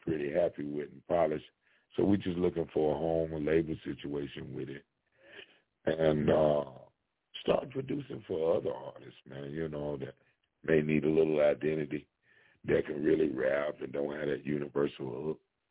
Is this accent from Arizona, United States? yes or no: no; Kentucky, United States; I'm from Kentucky